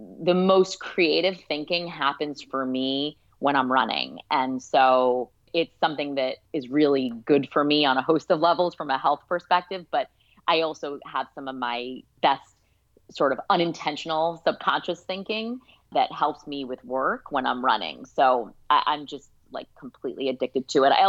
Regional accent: New York City, New York, United States; I grew up in Brooklyn, New York

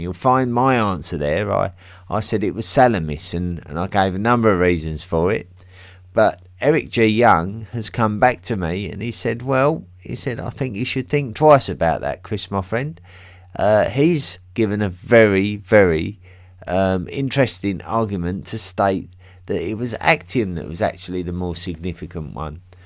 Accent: England, United Kingdom; accent: English; my English accent

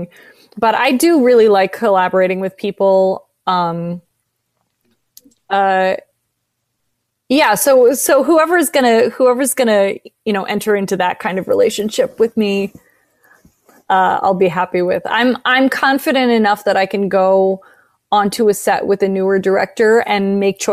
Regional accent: San Francisco, California, United States; now in Los Angeles, United States; I love that city. I was born there. But I've never really spent much time there as an adult.

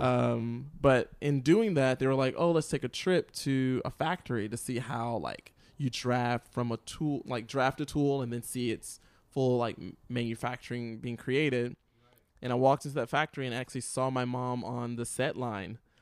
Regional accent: Lincolnton, North Carolina, United States; I grew up in Lincolnton, North Carolina

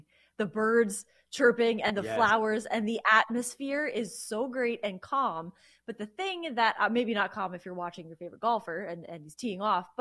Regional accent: near New Haven, Connecticut, United States; moved away; we grew up near New Haven. So our parents are still there.

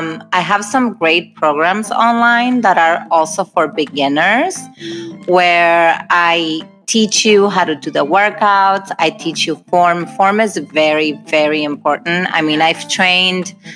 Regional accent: Argentina; also born or lived in Hawaii; now in Los Angeles, United States; I'm originally from Argentina, and I moved to Hawaii for 5 years, and then from Hawaii, I moved to California.

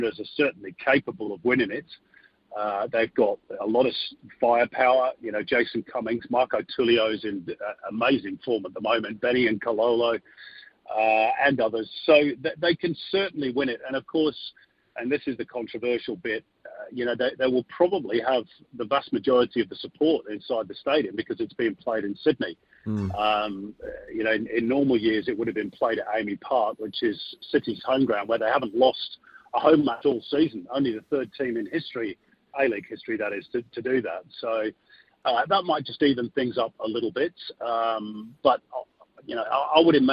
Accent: Manchester, North West England, United Kingdom; now in Australia; I'm from Manchester, so I was born there

